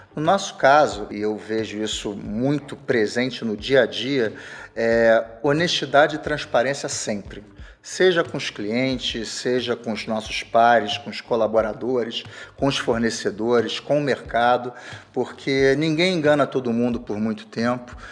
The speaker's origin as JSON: {"language": "Portuguese", "region": "Rio de Janeiro", "country": "Brazil", "said": "eu sou carioca"}